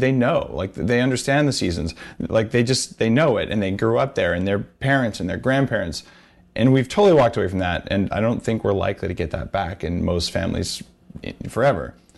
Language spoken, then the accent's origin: English; New Mexico, United States; moved away; I grew up in New Mexico